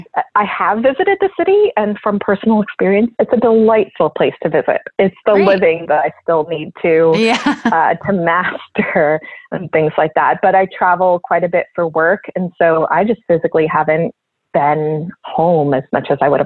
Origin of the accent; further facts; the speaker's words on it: South Florida, United States; also born or lived in Austin / Germany / Michigan; now in Philadelphia, United States; I grew up in South Florida, and I've lived in Austin and overseas and a lot of other places before.